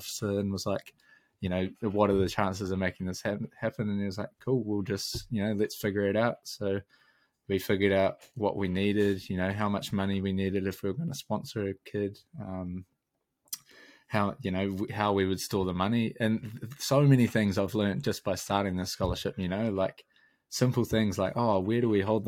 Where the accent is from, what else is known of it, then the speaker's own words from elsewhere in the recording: Taranaki, New Zealand; moved away as an adult; now in Dunedin, New Zealand; growing up in Taranaki